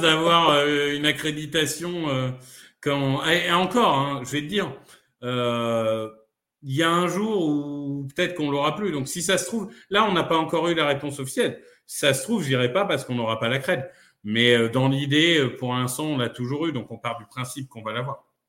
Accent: Amiens, Hauts-de-France, France; j'ai grandi euh, à Amiens

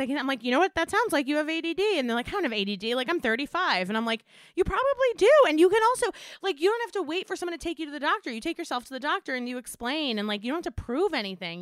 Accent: Westchester, New York, United States; I grew up in Westchester

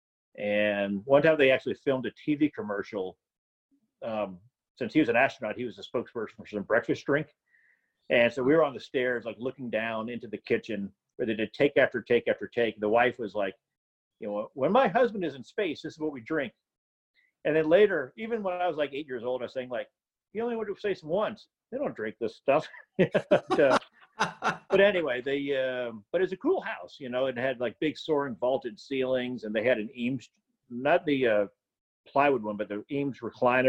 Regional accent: Houston, Texas, United States; also born or lived in New Orleans, Louisiana; I was born in New Orleans, but then we lived in Houston in the suburbs, actually.

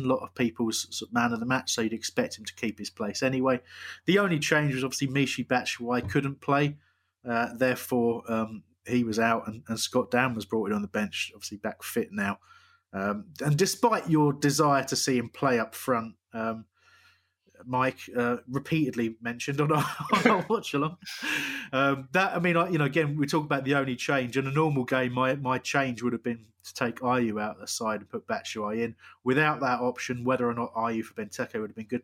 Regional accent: West Sussex, South East England, United Kingdom; I was born in West

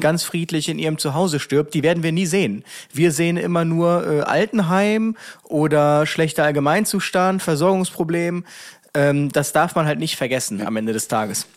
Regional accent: Germany; ich bin ja nicht dahingegangen so als Deutscher

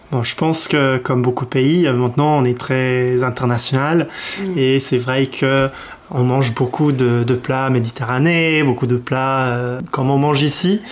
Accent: Edinburgh, Scotland, United Kingdom; French is a second language; moved away as an adult; also born or lived in Glasgow; now in France; je suis euh, d'Édimbourg, la, capitale.

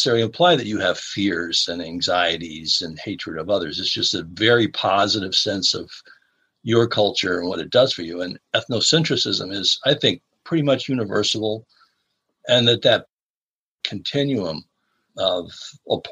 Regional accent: Chicago, Illinois, United States; moved away; I'm originally from the Chicago area

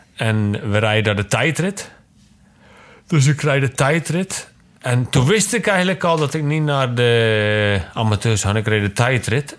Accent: Zeeland, Netherlands; also born or lived in Zwolle, Netherlands / Genemuiden, Netherlands; Ik kom allemaal natuurlijk uit Zeeland

